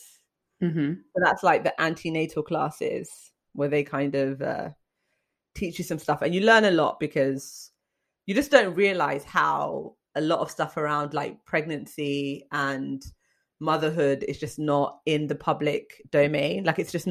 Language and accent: English; United Kingdom; I'm British.